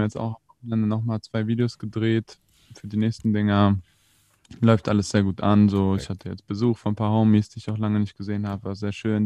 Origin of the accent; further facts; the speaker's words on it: Berlin, Germany; sind hier aufgewachsen, mein Bruder und ich. Ist ja in Moabit